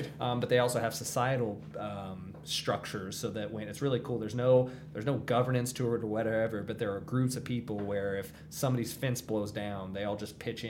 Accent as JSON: {"language": "English", "region": "Indiana", "country": "United States", "said": "I'm from Indiana"}